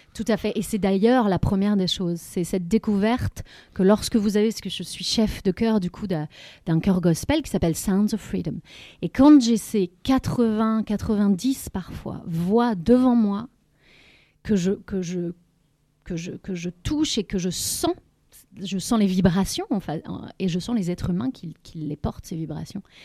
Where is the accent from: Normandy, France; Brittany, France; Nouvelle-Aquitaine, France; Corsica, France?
Brittany, France; Lorient; moved away as an adult; je suis revenue ici à Lorient. Et chez moi, donc, puisque c'était ma ville natale